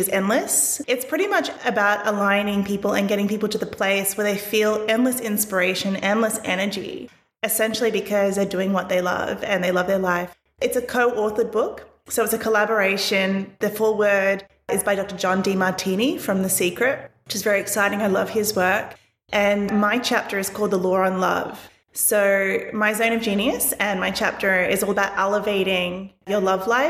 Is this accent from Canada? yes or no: no; Melbourne, Victoria, Australia; moved away as an adult; now in Sydney, Australia; I come from Melbourne originally. So been in Sydney about 10 years